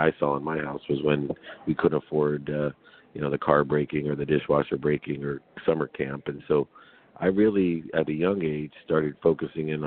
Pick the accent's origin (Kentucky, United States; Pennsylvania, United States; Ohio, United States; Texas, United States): Ohio, United States; Akron; I was actually born in Akron, Ohio